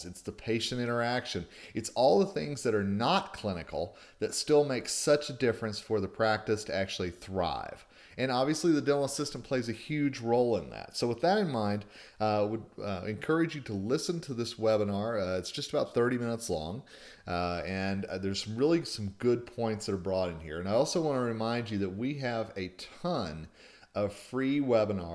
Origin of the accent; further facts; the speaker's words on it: Colorado, United States; my home state of Colorado